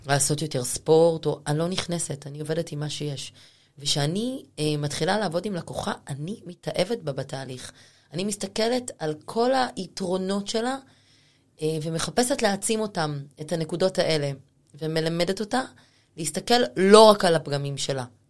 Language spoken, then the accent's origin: Hebrew; Rehovot, Central District, Israel; moved away as an adult; now in Tel Aviv, Israel; אני לא מתל אביב, אני מרחובות